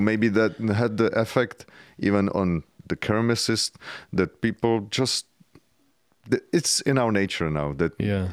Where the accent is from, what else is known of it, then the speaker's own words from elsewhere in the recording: Czechia; I grew up in communism